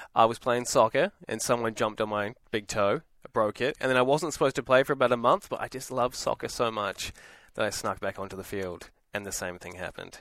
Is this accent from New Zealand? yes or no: yes; New Zealand; moved away; I'm from New Zealand, so I'm a Kiwi.